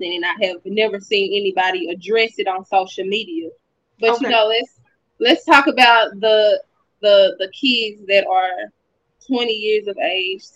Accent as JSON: {"language": "English", "region": "Arkansas", "country": "United States", "moved": "yes", "lives_now": "Texas, United States", "said": "I'm from Arkansas, but I live in Texas"}